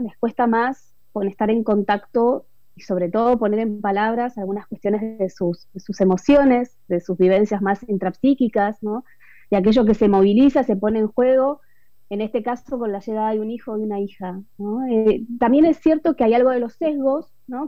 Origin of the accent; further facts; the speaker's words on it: Argentina; also born or lived in Buenos Aires; soy argentina, eh, vivo en Buenos Aires ahora, pero he vivido en diferentes ciudades de, nuestro país, de mi país